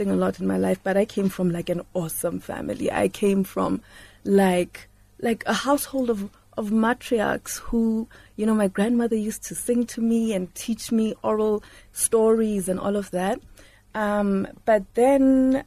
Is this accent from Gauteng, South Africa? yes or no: yes; Johannesburg, Gauteng, South Africa; I grew up in Lanesia South